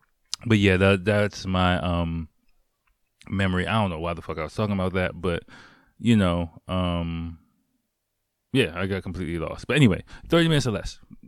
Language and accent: English; England, United Kingdom; now in Japan; I really didn't get that many dates when I was back in my home country in England.